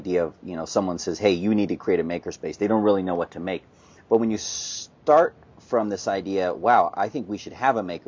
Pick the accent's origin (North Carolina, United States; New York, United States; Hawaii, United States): North Carolina, United States; I grew up in North Carolina